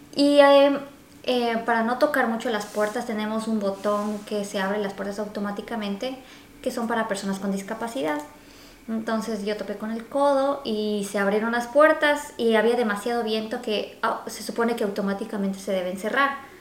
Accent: Quito, Pichincha, Ecuador; moved away as an adult; now in Vancouver, Canada; nosotros somos ecuatorianos y pues nuestro clima, em, sobre todo somos de la capital Quito

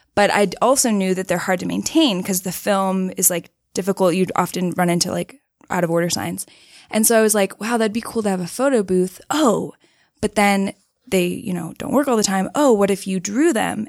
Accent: Austin, Texas, United States; I grew up in Austin, Texas, which is kinda like the hippie city of Texas

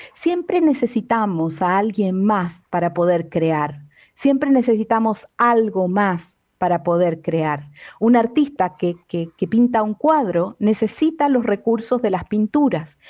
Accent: Argentina; me crié en Argentina

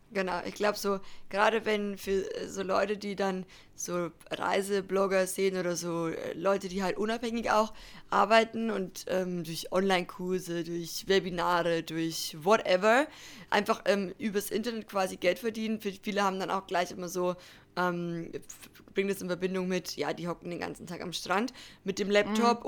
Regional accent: Germany; bei uns in Deutschland

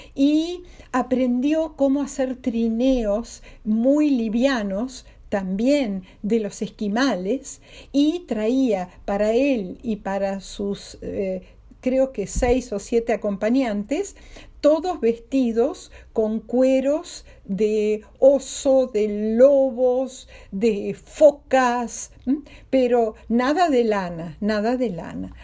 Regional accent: Argentina; nosotros reclamamos como Argentina

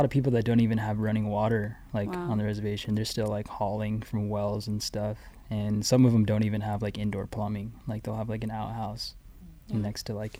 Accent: Flagstaff, Arizona, United States; moved away as an adult; now in Hawaii, United States; I'm from Flagstaff, Arizona.

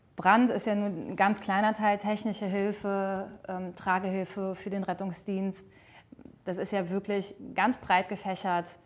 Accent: Altrich, Rhineland-Palatinate, Germany; moved away as an adult; now in Salmtal, Germany; Bin äh, gebürtig aus Altrich und wohne zwischenzeitlich in Seimtal

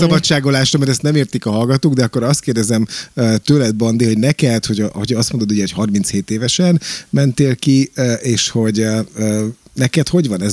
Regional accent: Pécs, Baranya, Hungary; moved away; én járok haza ugye rendszeresen Pécsre, mert ugye Pécsi vagyok

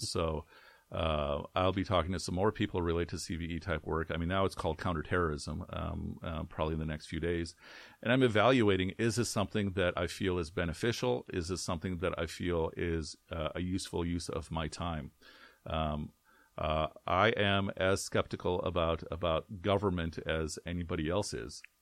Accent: Chicago, Illinois, United States; also born or lived in Karachi, Pakistan / Frankfort, Illinois; I grew up in, in the Chicagoland, uh, community.

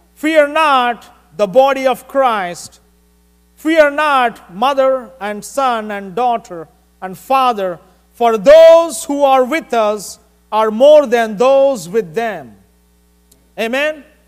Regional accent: India; moved away; I'm from India

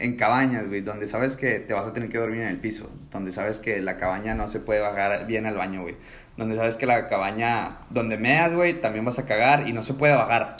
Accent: Monterrey, Nuevo León, Mexico; siendo regio

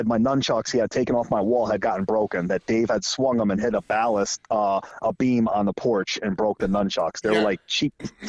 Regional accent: Hawaii, United States; moved away; I grew up in Hawaii till I was till 1986, 85.

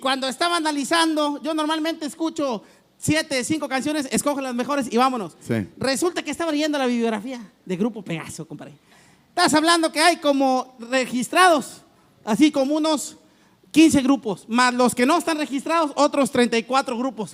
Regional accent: Guadalupe, Nuevo León, Mexico; soy de Guadalupe

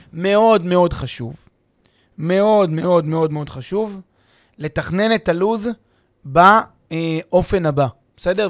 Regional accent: Israel; אנחנו כישראלים

